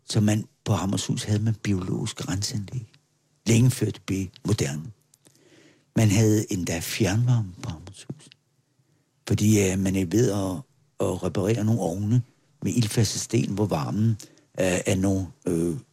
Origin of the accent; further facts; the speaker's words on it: Capital Region of Denmark, Denmark; Og sådan er vi Bornholmer. Hvis vi ikke blive enige om noget, så opfinder vi det bare.